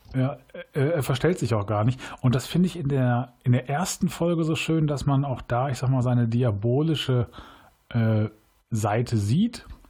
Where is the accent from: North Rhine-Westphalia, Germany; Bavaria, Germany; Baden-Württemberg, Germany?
North Rhine-Westphalia, Germany; Cologne; Als Kölner ist man ja Rewe-Kunde